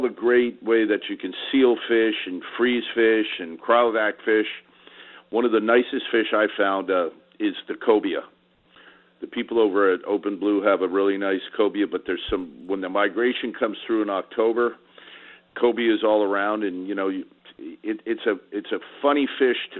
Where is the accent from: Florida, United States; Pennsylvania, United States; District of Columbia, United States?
Florida, United States; South; I was raised down here in South Florida.